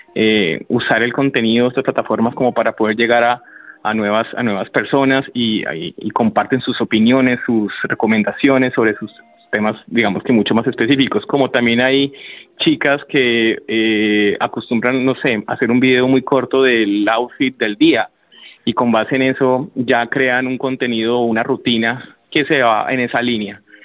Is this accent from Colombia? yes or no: yes; Colombia; nosotros como colombianos